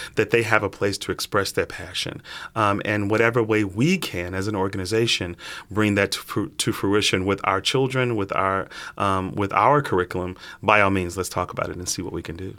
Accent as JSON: {"language": "English", "town": "Chicago", "region": "Illinois", "country": "United States", "tie": "born or raised there", "moved": "yes", "said": "grew up, born and raised in Chicago"}